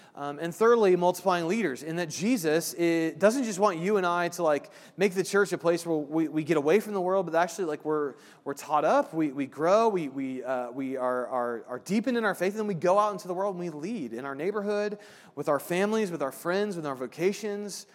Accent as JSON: {"language": "English", "region": "Indiana", "country": "United States", "moved": "yes", "said": "I'm from Indiana"}